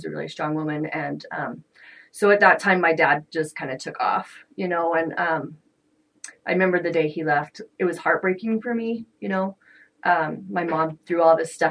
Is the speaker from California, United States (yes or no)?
no; Layton, Utah, United States; also born or lived in Morgan, Utah; I was coming from Layton